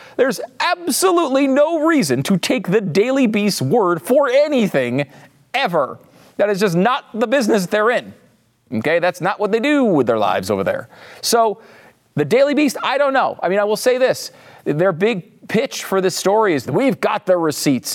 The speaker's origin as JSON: {"language": "English", "region": "Connecticut", "country": "United States", "said": "I'm from Connecticut. I never say y'all"}